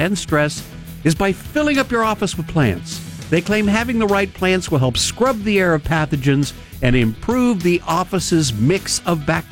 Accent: Finland; I'm from Finland

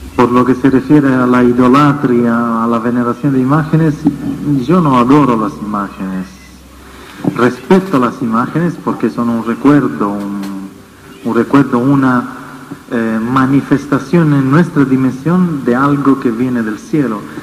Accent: Italy; Spanish is a second language; vengo de Europa, desde Italia

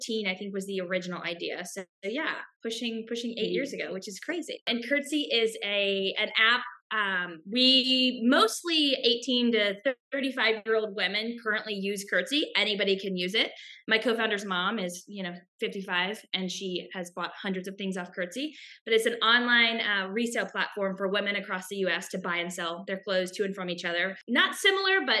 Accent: Charlotte, North Carolina, United States; moved away; also born or lived in Oxford, Mississippi / San Francisco; I was from Charlotte

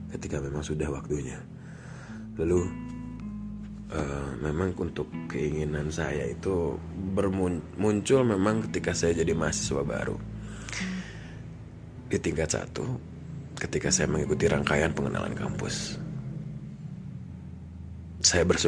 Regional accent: Bandung, West Java, Indonesia; saya lahir di Bandung dari saya sekolah semua di Bandung TK sampai saya universitas juga ada part di Bandung ya semua

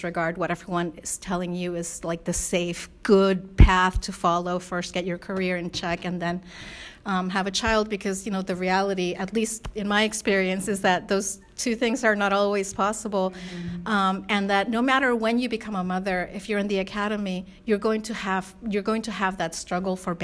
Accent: Spain; moved away; my mom is white from Spain and my dad's Korean, and I was raised primarily in Spain

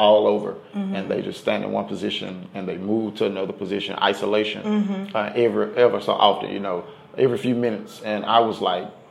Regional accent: Dallas, Texas, United States; I'm from the West Dallas area of Dallas, Texas. Born and raised out in that area

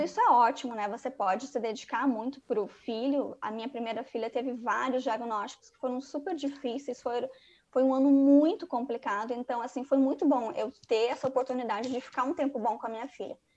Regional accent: Rio Grande do Sul, Brazil; moved away as an adult; also born or lived in Rio de Janeiro; sou, sou gaúcha

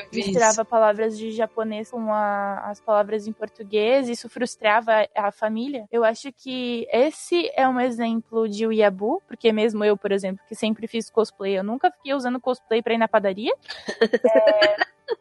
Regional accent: Brazil; a gente, como brasileiro

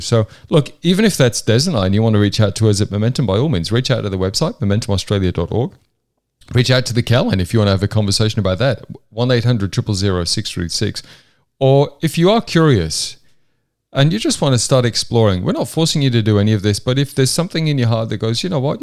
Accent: Hexham, North East England, United Kingdom; also born or lived in York, England; I was born in York in, in the U K in the early seventies, and then my family moved up to the northeast of England

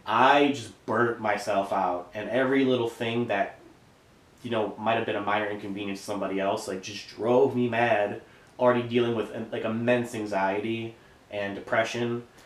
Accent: Pewaukee, Wisconsin, United States; I feel like everybody in Wisconsin or outside of Wisconsin, when they hear about Pewaukee, they always want to say Pewaukee.

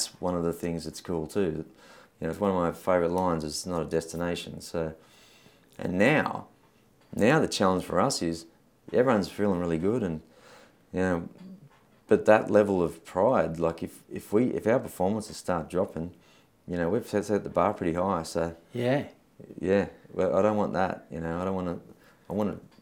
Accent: Sydney, New South Wales, Australia; also born or lived in New Zealand; now in Penrith, Australia; We're originally from the Northern Beaches

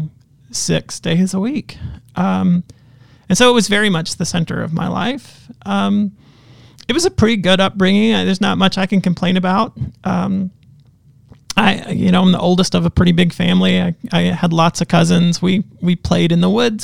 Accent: Western North Carolina, United States; now in Southern Ontario, Canada; I grew up in, Western North Carolina. Not far from Asheville, not far from Charlotte

